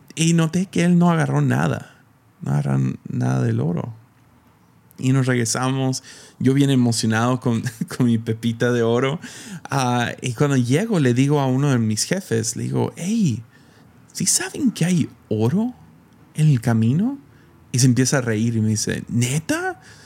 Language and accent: Spanish; Mexico; moved away; soy el morro de México